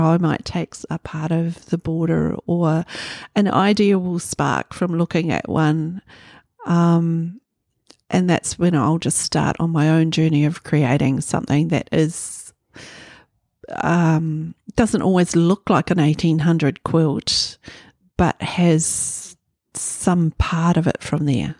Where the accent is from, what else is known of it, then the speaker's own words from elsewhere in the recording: Kohukohu, Northland, New Zealand; also born or lived in Kaitaia; now in Auckland, New Zealand; I was born in Kaitaia. I grew up in a little town, Kahu Kahu, on Hokianga Harbour